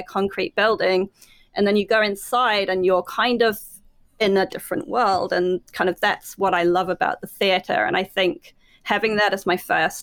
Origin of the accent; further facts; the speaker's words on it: New Zealand; moved away; starting off in New Zealand